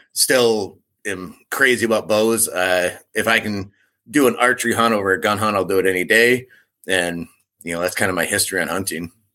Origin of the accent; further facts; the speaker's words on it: Michigan, United States; I grew up in Michigan